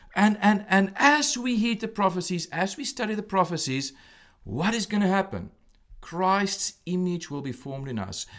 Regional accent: South Africa; moved away as an adult; now in Williamsport, United States; I'm originally from South Africa

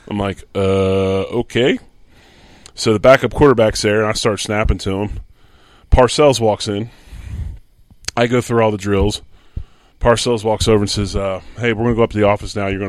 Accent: Philadelphia, Pennsylvania, United States; He does his homework and knows I'm from Philly, right? He's got a Philly, he's got two Philly cheesesteaks on his desk

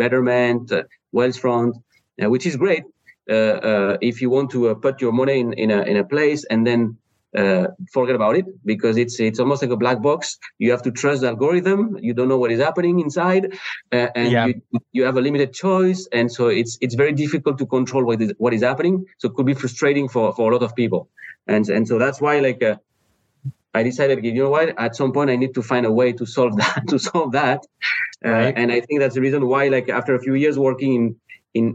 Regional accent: France; English is a second language; moved away as an adult; also born or lived in Spain; now in Cleveland, United States; I'm from France originally

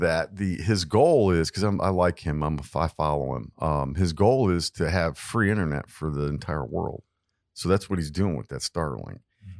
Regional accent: Hyden, Kentucky, United States; I was born in Kentucky. I was born in Hyden, Kentucky.

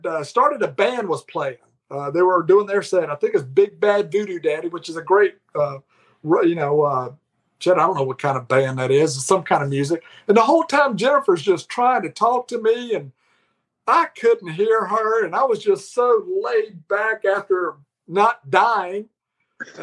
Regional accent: Foley, Alabama, United States; moved away; what used to be my hometown in Foley, Alabama

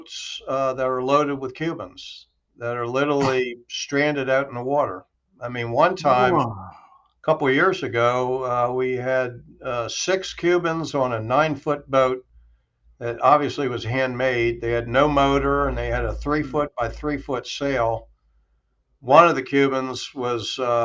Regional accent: Maryland, United States; now in Naples, United States; I'm originally from Maryland

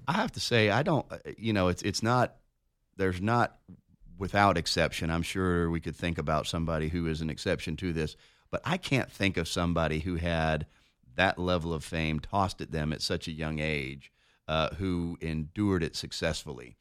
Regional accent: Denver, Colorado, United States; moved away; I'm, I'm from Denver. When you grew up, uh, in Denver.

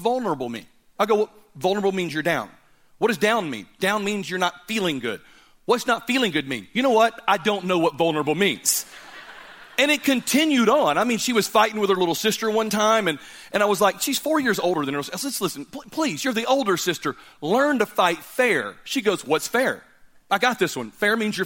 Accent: Birmingham, Alabama, United States; I'm from Birmingham

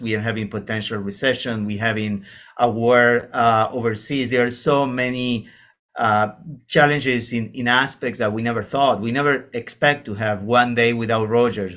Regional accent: Argentina; moved away as an adult; now in Canada; I'm coming from Argentina.

